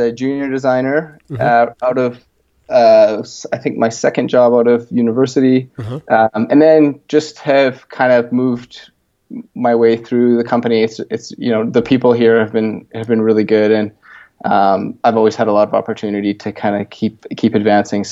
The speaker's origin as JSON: {"language": "English", "town": "Edmonton", "region": "Alberta", "country": "Canada", "tie": "born or raised there", "also_born_or_lived": "Toronto, Ontario", "said": "Originally was born in Ontario in Toronto and moved out to Edmonton, Alberta when I was a kid"}